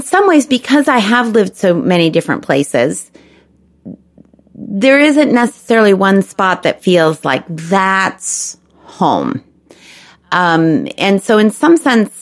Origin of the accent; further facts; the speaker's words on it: Chicago, Illinois, United States; also born or lived in Memphis, Tennessee / Texas; now in Washington, D.C., United States; Growing up in Chicago and in the North Shore of Chicago where there were lots of Jewish families